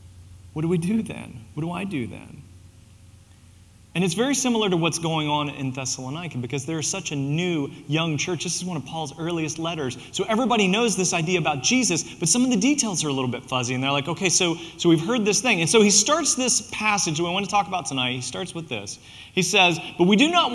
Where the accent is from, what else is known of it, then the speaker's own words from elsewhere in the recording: Southern West Virginia, United States; moved away; also born or lived in Mount Vernon, Ohio / Springfield, Illinois; I'm from Southern West Virginia, so I can say y'all